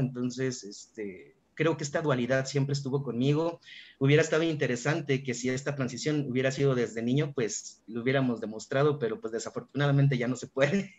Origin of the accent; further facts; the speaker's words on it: Aguascalientes, Mexico; yo soy originario de Aguascalientes